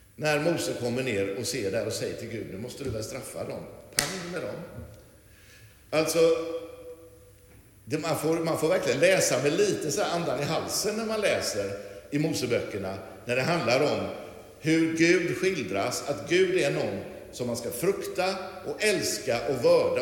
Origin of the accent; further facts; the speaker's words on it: Lerum, Västra Götaland, Sweden; så växte jag upp att, eh, det som var liksom grejen, och det var ju här i Lerum som inte var alls så här stort då på den tiden